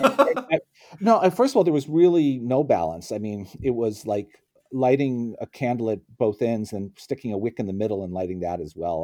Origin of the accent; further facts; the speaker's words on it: Scranton, Pennsylvania, United States; also born or lived in Oxford; now in Princeton, United States; I grew up in Scranton, Pennsylvania